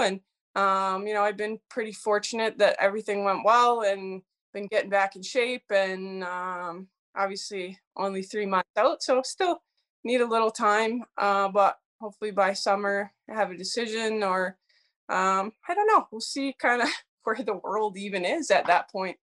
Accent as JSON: {"language": "English", "town": "Edmonton", "region": "Alberta", "country": "Canada", "tie": "born or raised there", "said": "my parents' house that I lived in, um, in Edmonton, Alberta"}